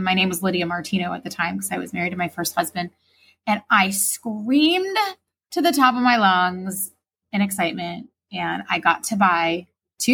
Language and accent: English; Florida, United States; somebody from Florida who didn't have exposure to growing up in New York